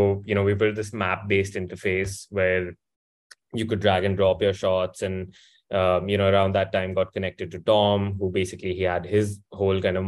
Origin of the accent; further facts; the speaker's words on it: India; moved away as an adult; also born or lived in United States; I grew up born and raised in India